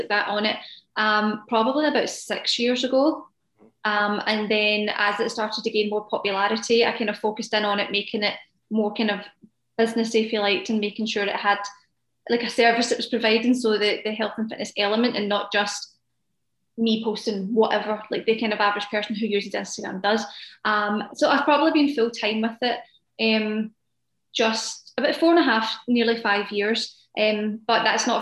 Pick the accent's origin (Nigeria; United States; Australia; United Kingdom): United Kingdom; Scotland; I live in Scotland, which is in the UK for those that don't know